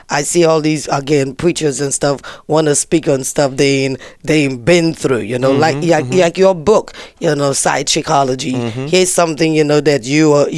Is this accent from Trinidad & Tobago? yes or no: yes; Trinidad & Tobago; I was born in Trinidad